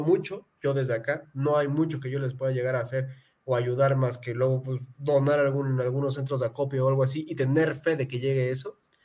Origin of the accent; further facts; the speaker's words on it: Pátzcuaro, Michoacán, Mexico; moved away; soy de Pátzcuaro, Michoacán